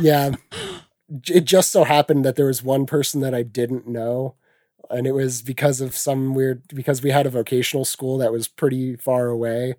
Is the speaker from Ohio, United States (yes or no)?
yes; Ney, Ohio, United States; I grew up out, as I said earlier, outside of a town of three hundred people. The town was called Ney.